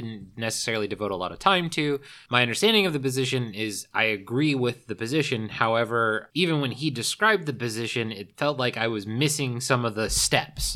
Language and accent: English; the South, United States; moved away; also born or lived in California; I grew up in the South